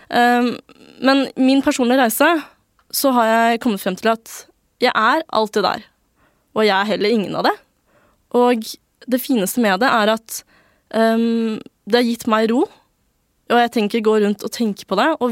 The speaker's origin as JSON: {"language": "Norwegian", "country": "Norway", "said": "Det er ikke noe bedre å være norsk enn kinesisk. Det er bare noe vi er født med."}